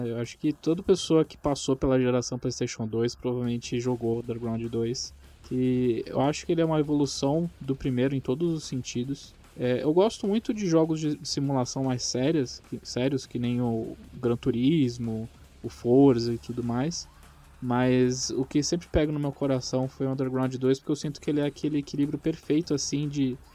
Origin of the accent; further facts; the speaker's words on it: Niterói, Rio de Janeiro, Brazil; ele tem pista até em Niterói, cara. Eu consigo ver onde eu nasci